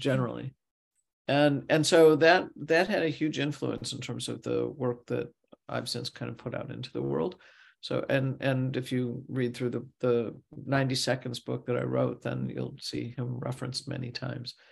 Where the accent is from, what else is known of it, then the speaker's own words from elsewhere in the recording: St. Louis, Missouri, United States; I grew up in Missouri, Saint Louis